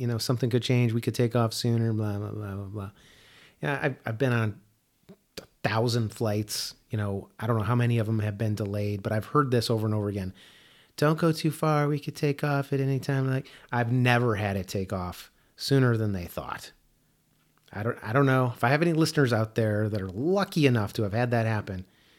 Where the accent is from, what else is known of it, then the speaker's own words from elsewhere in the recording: Chicago, Illinois, United States; I grew up in the Midwest, in Chicago, and, you know, I don't know trees.